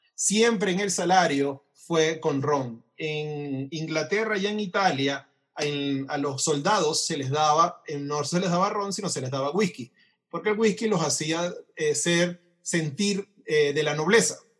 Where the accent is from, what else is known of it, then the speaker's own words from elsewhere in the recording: Venezuela; como venezolanos